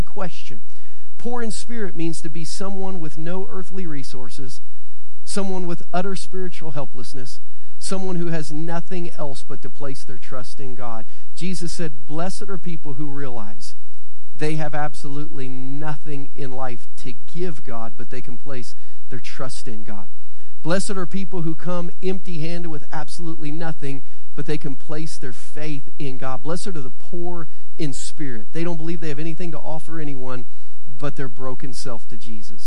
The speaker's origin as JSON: {"language": "English", "region": "Southern Ohio", "country": "United States", "tie": "born or raised there", "said": "the one that I grew up in Southern Ohio."}